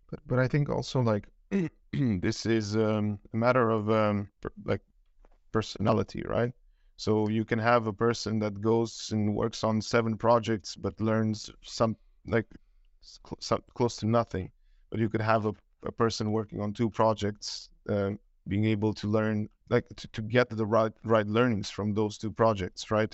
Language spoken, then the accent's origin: English; Romania; now in Denmark; I'm originally from Romania. Um, been living in Denmark, uh, for, yeah, well, since two thousand nine